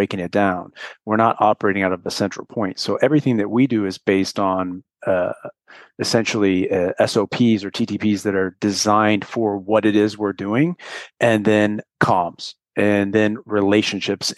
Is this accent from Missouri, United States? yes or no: yes; St. Louis, Missouri, United States; moved away; also born or lived in Los Angeles, California / Camp Pendleton, California; I'm from St. Louis. I spent a large chunk of my life in LA or around the Camp Pendleton area.